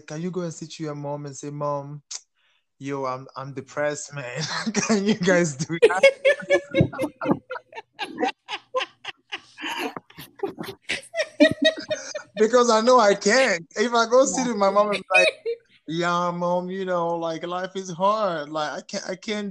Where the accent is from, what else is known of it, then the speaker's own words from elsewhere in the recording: Cameroon; also born or lived in France; now in Montreal, Canada; I grew up in Cameroon